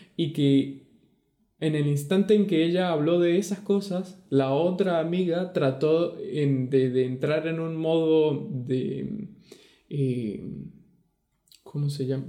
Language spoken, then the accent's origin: Spanish; Venezuela; moved away; also born or lived in Argentina; de Venezuela.